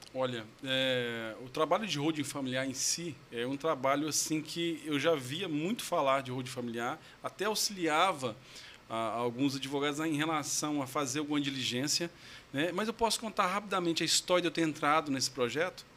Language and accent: Portuguese; São Luís de Montes Belos, Goiás, Brazil; accent: Goiano (porta, porteiro, portão); Eu sou goiano raiz mesmo, sou de São Luís de Montes Belos